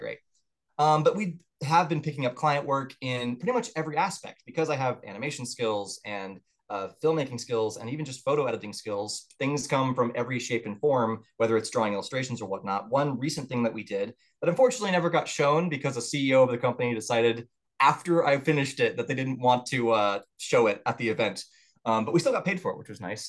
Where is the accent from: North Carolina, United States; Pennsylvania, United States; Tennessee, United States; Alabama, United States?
Tennessee, United States; Murfreesboro; also born or lived in Orange County, Florida; I would count myself as definitely living for the most of my upbringing in Tennessee